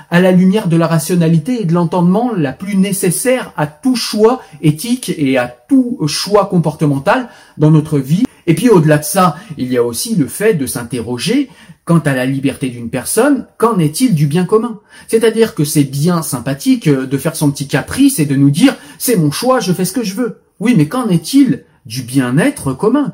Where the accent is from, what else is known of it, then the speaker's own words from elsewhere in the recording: France; je suis français, pas israélien